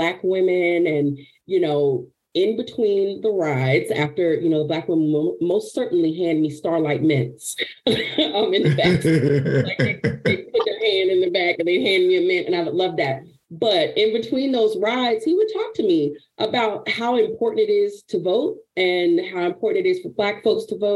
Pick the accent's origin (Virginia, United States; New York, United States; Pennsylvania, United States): Virginia, United States; Appomattox; I was a little girl who grew up in a town called Appomattox, Virginia